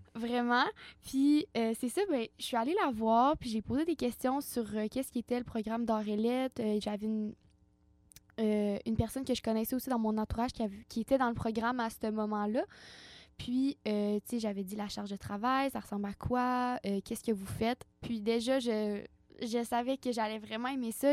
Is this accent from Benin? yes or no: no; Baie-Comeau, Quebec, Canada; je suis native de Bécomo